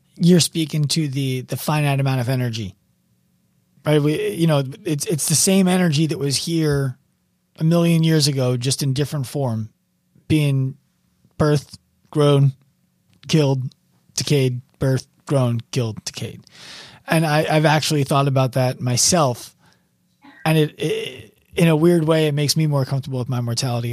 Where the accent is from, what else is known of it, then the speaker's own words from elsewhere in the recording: New York City, New York, United States; as a New Yorker